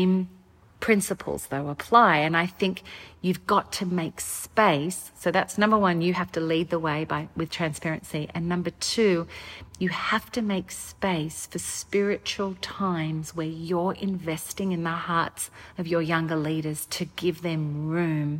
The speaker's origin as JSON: {"language": "English", "country": "Australia", "moved": "yes", "lives_now": "United States", "said": "I'm Australian, and so we don't have this political climate in Australia"}